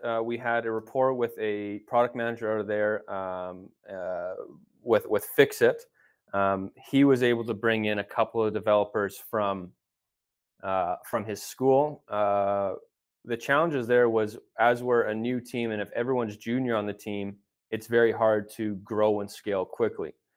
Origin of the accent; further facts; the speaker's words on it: Edmonton, Alberta, Canada; I was born and raised here in Edmonton, Alberta